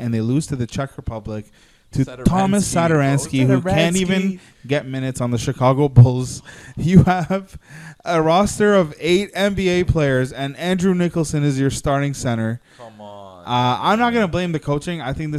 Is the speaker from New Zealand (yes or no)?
no; Slovenia; English is a second language; My home country, Slovenia, we qualified. So I was very happy about that. I celebrated yesterday with my Slovenian brothers.